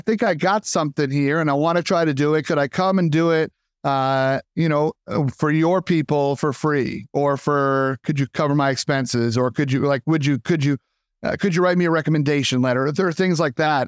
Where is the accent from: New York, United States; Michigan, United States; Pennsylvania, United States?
New York, United States; Long Island; I'm born and raised in Long Island, New York.